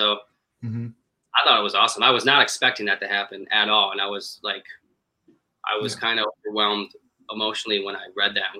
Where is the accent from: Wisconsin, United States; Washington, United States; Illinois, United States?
Wisconsin, United States; I'm from Wisconsin